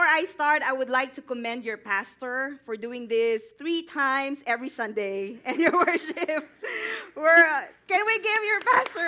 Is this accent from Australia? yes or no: no; Visayas, Philippines; moved away as an adult; now in Atlanta, United States; I was born to a very poor family in the middle of that country. It's called the Visayas region.